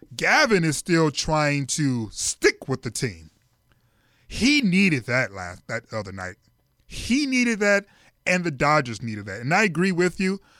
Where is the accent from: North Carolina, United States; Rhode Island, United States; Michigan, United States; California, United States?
Michigan, United States; Detroit; now in Los Angeles, United States; my hometown franchise